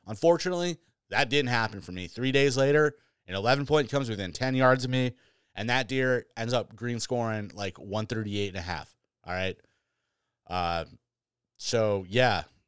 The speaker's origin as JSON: {"language": "English", "region": "Michigan", "country": "United States", "tie": "born or raised there", "moved": "yes", "lives_now": "New York, United States", "said": "went back to my home state or where I grew up"}